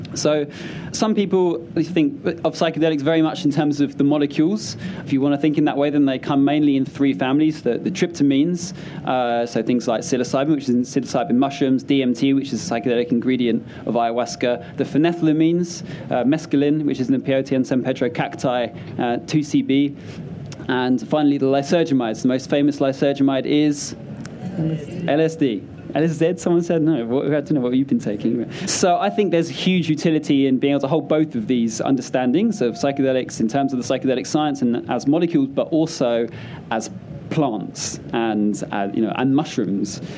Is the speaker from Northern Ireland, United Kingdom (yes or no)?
no; London, United Kingdom; I grew up in South London